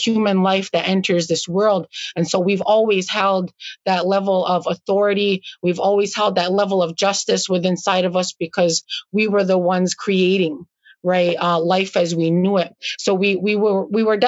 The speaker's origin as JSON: {"language": "English", "town": "Akwesasne", "country": "Canada", "tie": "born or raised there", "said": "I grew up on the Canadian portion."}